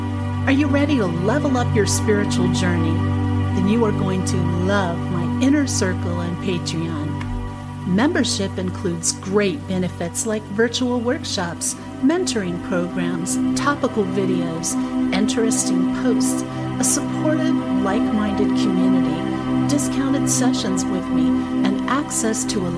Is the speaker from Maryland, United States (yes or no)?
yes; Frederick, Maryland, United States; I grew up in Frederick, Maryland, which is even more of an outskirt of Washington, D.C. than it was when I grew up there.